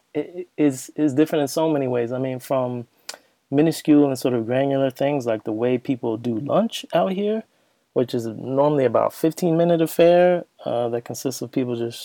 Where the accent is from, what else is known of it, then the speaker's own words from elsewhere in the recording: Bergen County, New Jersey, United States; moved away as an adult; also born or lived in Princeton, New Jersey / New York City / Washington, D.C.; now in Amsterdam, Netherlands; I was born in Princeton, where my parents were at school. And I spent my childhood in Bergen County. That's basically a suburb of New York.